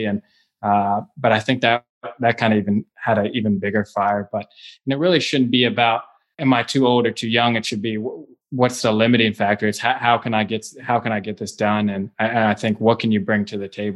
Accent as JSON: {"language": "English", "town": "Cincinnati", "region": "Ohio", "country": "United States", "tie": "born or raised there", "said": "I was born and raised in Cincinnati, Ohio"}